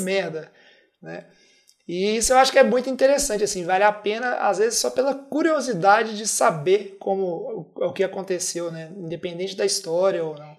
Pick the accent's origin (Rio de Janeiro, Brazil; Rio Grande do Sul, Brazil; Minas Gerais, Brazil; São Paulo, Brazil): Minas Gerais, Brazil; somos mineiros e aqui se escreve dessa